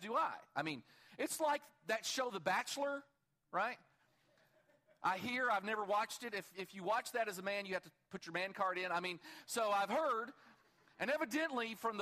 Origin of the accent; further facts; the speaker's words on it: Kentucky, United States; I'm from Kentucky